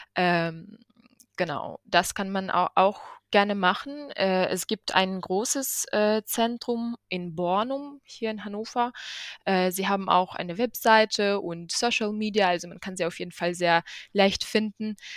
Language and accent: German; Ukraine; moved away; da wo ich herkomme und in Kiew